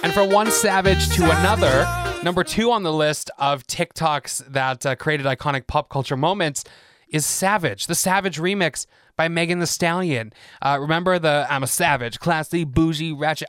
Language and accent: English; England, United Kingdom; moved away as an adult; I'm from England, born and raised there, moved here twelve years ago